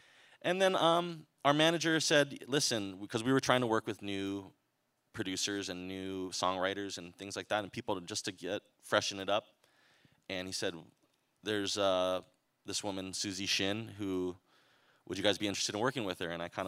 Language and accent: English; Hawaii, United States; We're from Hawaii. Hawaii is a place where you can't, if you get a little too big for your britches, you will get probably brought down to earth.